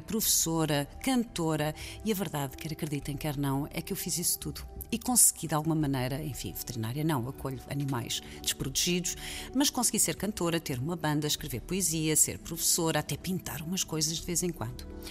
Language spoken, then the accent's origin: Portuguese; Lisbon, Portugal; nasci em Lisboa